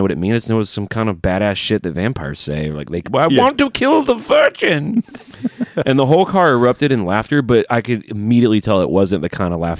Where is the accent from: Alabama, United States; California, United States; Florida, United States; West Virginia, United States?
Alabama, United States; now in Nashville, United States; I do not like living in the South. I've been here my whole life. I'm from Alabama.